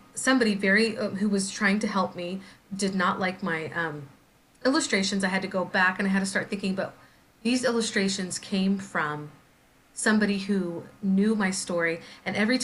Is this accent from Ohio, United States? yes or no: no; St. Joseph, Missouri, United States; now in Anchorage, United States; I grew up in St. Joseph, Missouri